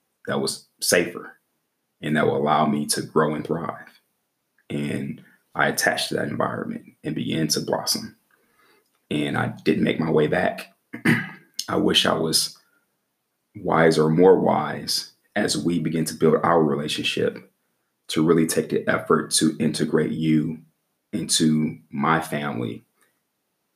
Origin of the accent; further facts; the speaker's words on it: Midwest, United States; moved away; also born or lived in the South; I'm from the Midwest